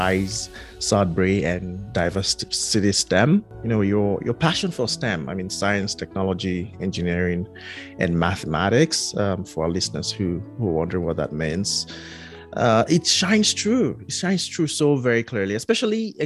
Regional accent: Nigeria; growing up in Nigeria

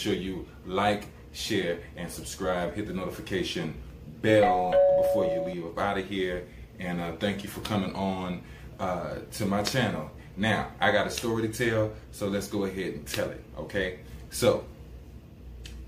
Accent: Columbia, South Carolina, United States; my city in my hometown, Columbia, South Carolina

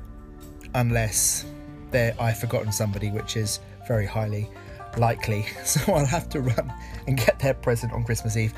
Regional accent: Essex, East of England, United Kingdom; I grew up in Essex, and when I was at school

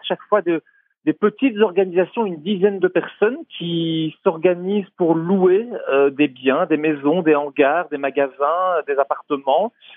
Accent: Belgium; chez nous en Belgique

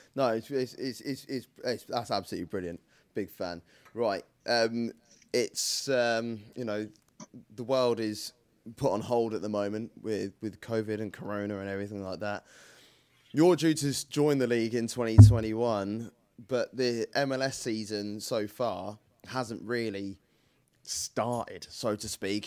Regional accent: United Kingdom; I'm so British

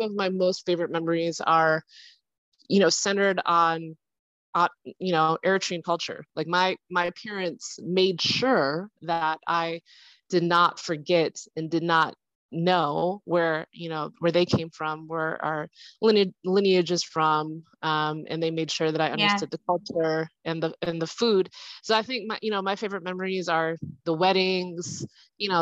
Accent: Rochester, New York, United States; moved away as an adult; now in Kenya; I was born in Rochester, New York. So I'm from the US.

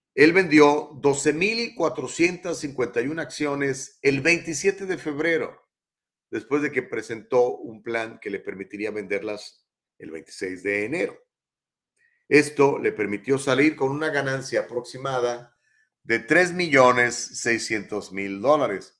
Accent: Mexico; now in United States; yo soy mexicano

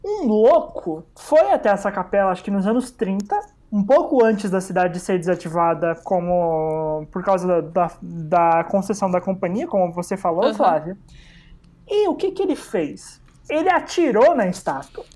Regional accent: ABC Paulista, São Paulo, Brazil; eu cresci e moro no, no ABC

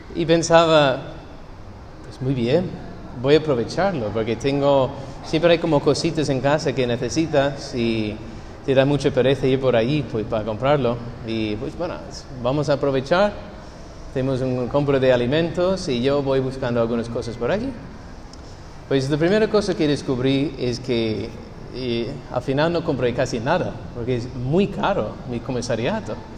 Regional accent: United States; Spanish is a second language; moved away; soy gringo

